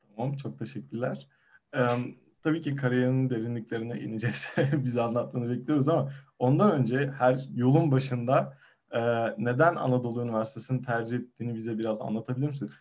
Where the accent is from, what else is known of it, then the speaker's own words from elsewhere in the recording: Eskişehir, Turkey; bir Eskişehirli olarak